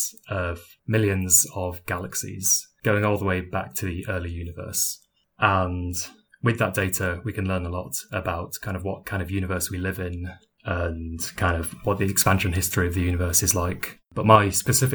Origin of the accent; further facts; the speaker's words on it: United Kingdom; now in Durham, United Kingdom; as you might be able to tell by my voice, I'm British